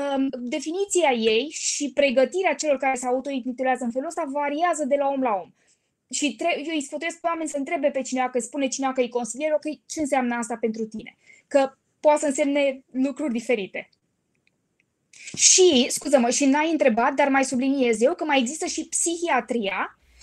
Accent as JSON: {"language": "Romanian", "region": "Bucharest", "country": "Romania", "said": "Sunt din București, 100%"}